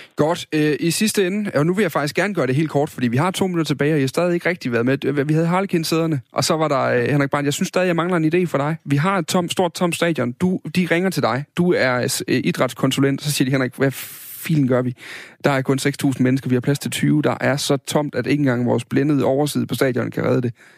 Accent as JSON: {"language": "Danish", "area": "Funen", "region": "Southern Denmark", "country": "Denmark", "said": "der hvor jeg kommer fra, på Fyn"}